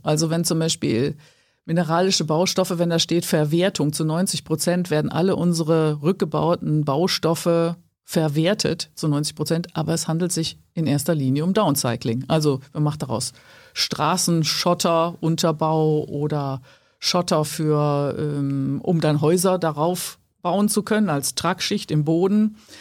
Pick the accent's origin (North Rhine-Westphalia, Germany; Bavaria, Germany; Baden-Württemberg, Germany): North Rhine-Westphalia, Germany; Ruhr area; also born or lived in Cologne / Wuppertal; im Ruhrgebiet, wo ich herkomme